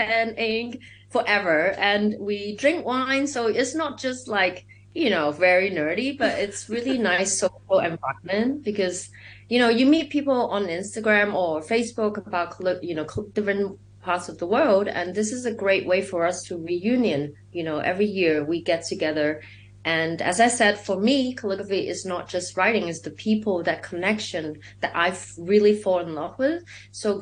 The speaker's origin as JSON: {"language": "English", "country": "Hong Kong", "said": "I'm from Hong Kong"}